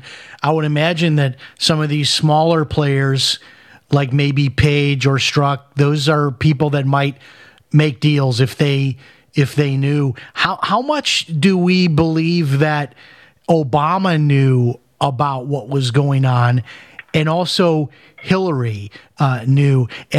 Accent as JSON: {"language": "English", "town": "Chicago", "region": "Illinois", "country": "United States", "tie": "born or raised there", "said": "Well, see, I grew up in Chicago, and I'm fascinated by what you're saying right now, because when I had heard about what Blagojevich did and how long he was going to go to prison, I just couldn't believe it, because this is how Chicago works."}